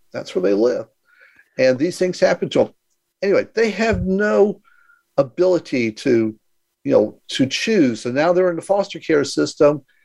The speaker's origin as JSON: {"language": "English", "town": "Houston", "region": "Texas", "country": "United States", "tie": "born or raised there", "also_born_or_lived": "San Diego / Mexico", "moved": "as an adult", "said": "I was born in Houston, Texas, and uh, again, I was the uh, oldest of nine and, you know, had a pretty normal life. You know, went to school"}